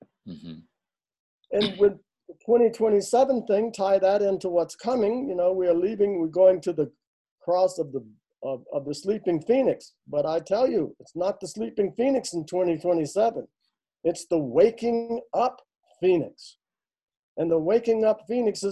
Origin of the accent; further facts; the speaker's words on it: the South, United States; I'm a Southerner, where I'm from, ladies always come first